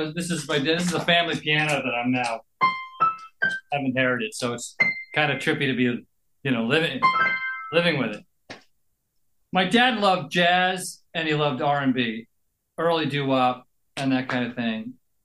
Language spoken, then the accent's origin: English; Narberth, Pennsylvania, United States; also born or lived in Kansas / upstate New York / San Francisco; I was born in Pennsylvania, and as a little kid, I was in Kansas and upstate New York. Oh, yeah? But then back out in Narberth, you know, since I was about 12.